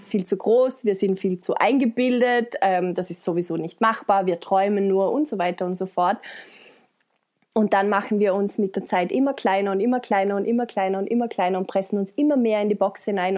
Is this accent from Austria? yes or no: yes; Vorarlberg, Austria; Ich komme aus Österreich, aus Vorarlberg, bin 31 Jahre alt